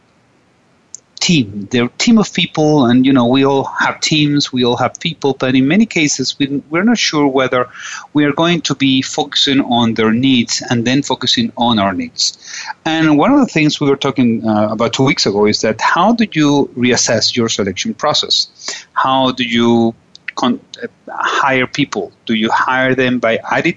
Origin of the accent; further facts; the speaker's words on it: Venezuela; I'm from Venezuela